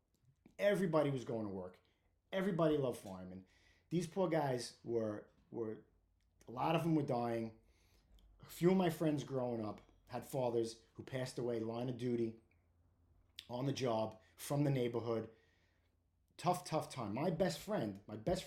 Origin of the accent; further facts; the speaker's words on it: New York City, New York, United States; I grew up in Brooklyn. I grew up on 8th Avenue between Windsor Place and Prospect Avenue in Park Slope / Windsor Terrace